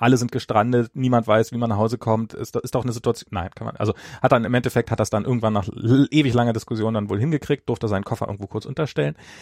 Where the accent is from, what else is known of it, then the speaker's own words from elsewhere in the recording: Germany; now in United States; als Deutscher